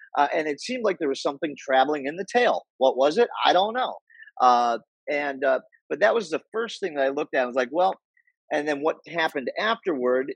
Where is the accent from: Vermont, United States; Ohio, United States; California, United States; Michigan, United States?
Ohio, United States; Cleveland; I'm from Cleveland